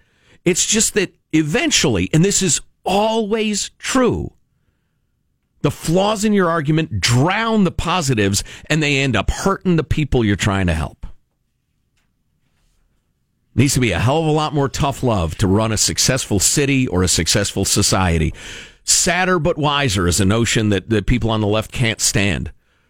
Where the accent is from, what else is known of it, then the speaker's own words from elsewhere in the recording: Chicago, Illinois, United States; I grew up in Chicagoland as a kid, and so I'd been observing Chicago and its politics since I was a weird little kid who read the paper every day.